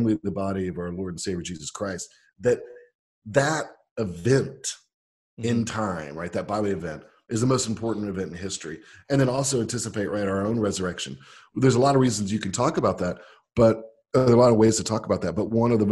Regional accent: United States; I'm an American

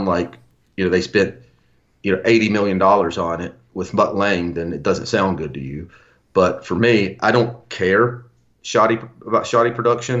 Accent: Memphis, Tennessee, United States; I'm from Memphis, Tennessee

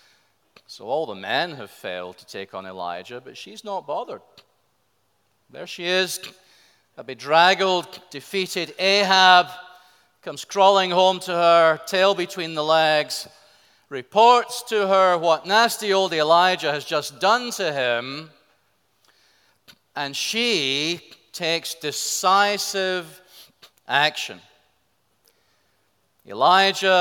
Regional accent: Scotland, United Kingdom; I'm a Scotsman

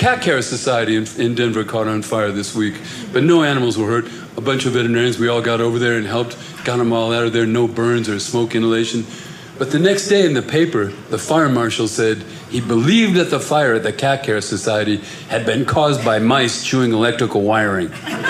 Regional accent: Ireland; I'm Irish.

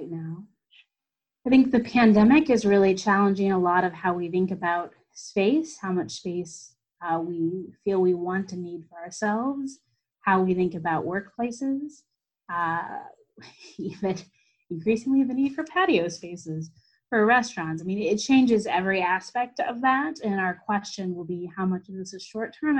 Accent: Kansas City, United States; moved away as an adult; also born or lived in East Coast / Twin Cities; now in Minneapolis–Saint Paul, United States; I grew up in Kansas City, so I'm from the Midwest

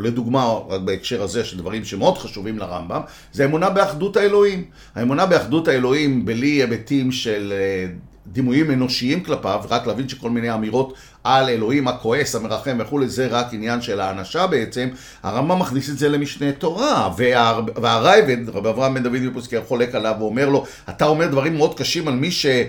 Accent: Tel Aviv, Tel Aviv District, Israel; also born or lived in Jerusalem; גדלתי בתל אביב

